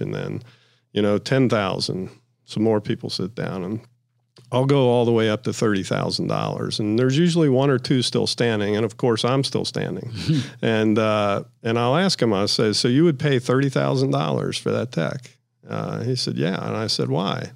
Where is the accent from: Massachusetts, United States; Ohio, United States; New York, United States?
Ohio, United States; I'm from Ohio